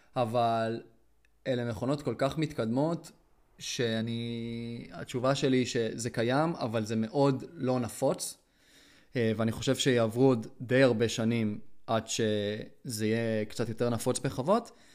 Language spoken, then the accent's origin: Hebrew; Israel; אני ארץ ישראלי